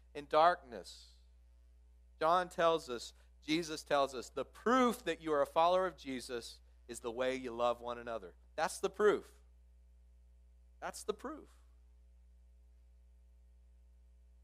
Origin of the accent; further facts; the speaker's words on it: Midland, Texas, United States; I grew up out in Midland, Texas